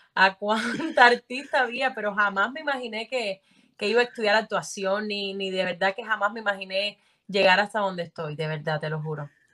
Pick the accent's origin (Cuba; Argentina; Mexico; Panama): Cuba; Sancti Spíritus; en mi pueblo no, no había como mucha cultura actoral, tampoco conocía a nadie de Santi Espíritu